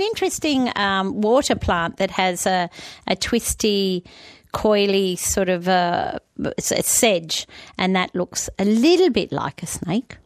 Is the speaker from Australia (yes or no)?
yes; New South Wales, Australia; I grew up in New South Wales